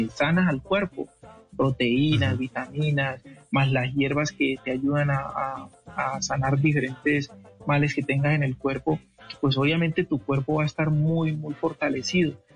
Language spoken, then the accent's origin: Spanish; Cali, Valle del Cauca, Colombia; yo nací en Cali